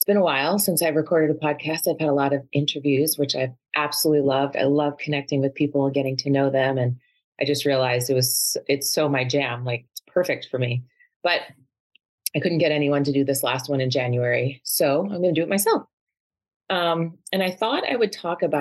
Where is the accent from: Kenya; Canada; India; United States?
United States; New York; moved away as an adult; also born or lived in Boston / California / Seattle; now in Arizona, United States; Growing up in New York